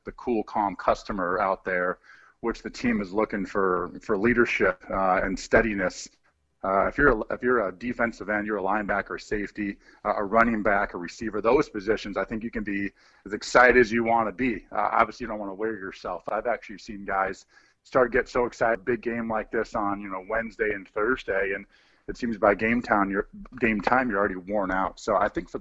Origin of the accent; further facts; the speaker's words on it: Midwest, United States; growing up in the Midwest